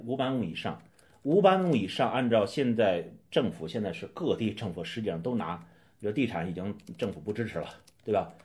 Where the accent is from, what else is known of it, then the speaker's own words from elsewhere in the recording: Beijing, China; 我来自北京